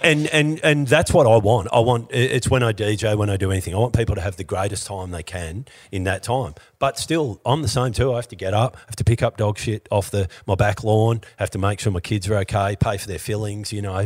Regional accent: Australia; as an Australian

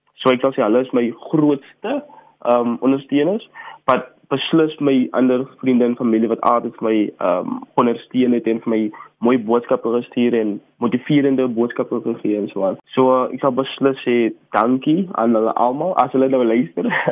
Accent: Paarl, Western Cape, South Africa; ek is akteur, gebore en grootgeword in Parel

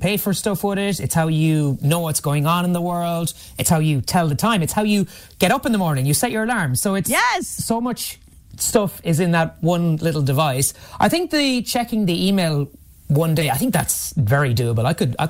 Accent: Mayo, Connacht, Ireland; I was from Mayo

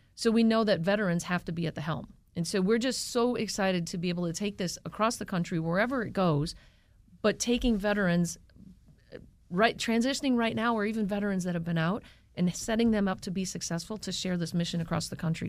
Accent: Wisconsin, United States; moved away; because we're from Wisconsin, we are a Packers bar

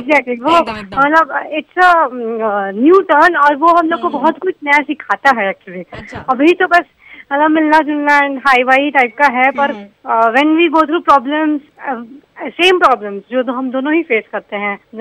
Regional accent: Odisha, India; moved away as an adult; now in Siliguri, India; मैं एक्चुअली उड़ीसा से हूँ but now I am in Siliguri I am posted in Siliguri

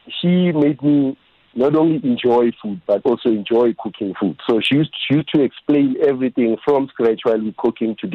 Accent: South Africa; growing up in the Kasi

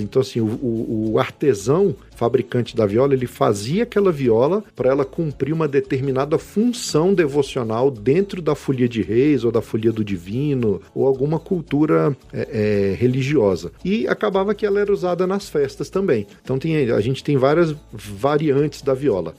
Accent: Brasília, Federal District, Brazil; brasiliense, 41 anos de idade hoje, em 2020, nascido e criado aqui em Brasília

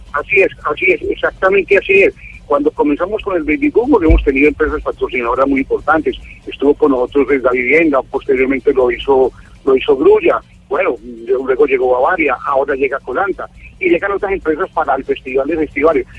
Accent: Cúcuta, Norte de Santander, Colombia; nos representó a nosotros como colombianos, como cucuteños

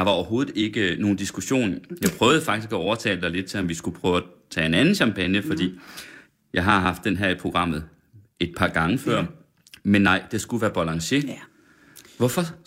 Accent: Sønder Felding, Central Denmark Region, Denmark; jeg er fra Sønderfælling, 20 km derfra

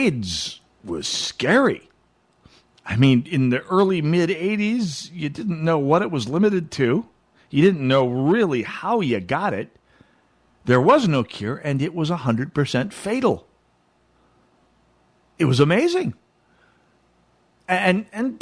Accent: Jamestown, North Dakota, United States; moved away; in my hometown, Jamestown

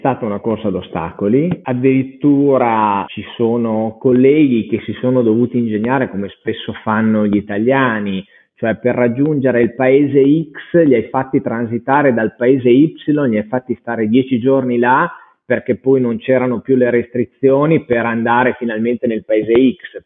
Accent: Parma, Emilia-Romagna, Italy; io sono originario di Parma

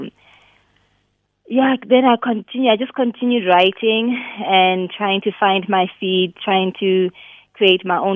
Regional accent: Bloemfontein, Free State, South Africa; moved away as an adult; also born or lived in Cape Town; I'm originally from Bloom. I'm a Bloom girl

